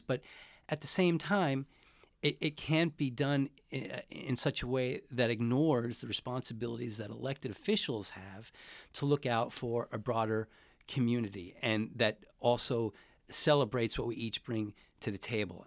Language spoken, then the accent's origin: English; Glen Cove, New York, United States; moved away as an adult; also born or lived in Queens, New York / Washington, D.C.; now in San Francisco, United States; I'm originally from, uh, New York. I grew up in Queens till I was about six or seven, and then I moved to a town about forty minutes outside of Manhattan. by the name of Glencove, Long Island. And that's where, uh, that's where I grew up.